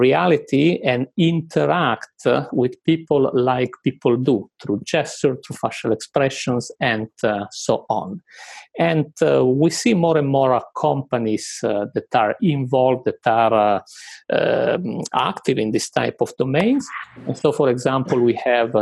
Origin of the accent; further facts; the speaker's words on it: Italy; moved away as an adult; now in United Kingdom; when I moved to the UK, I'm originally from Italy